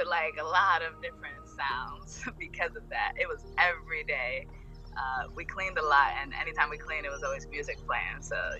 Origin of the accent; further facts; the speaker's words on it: Hoboken, New Jersey, United States; also born or lived in Philadelphia, Pennsylvania; I was born in Philly, and that was it. And then they just shipped me over to Hoboken.